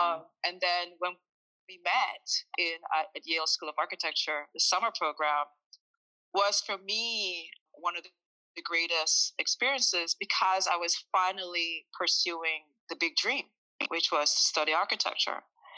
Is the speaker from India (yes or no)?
no; Jamaica; So I'm originally from Jamaica, a small country, and ever since I was maybe 5 years old, I have been attracted to construction sites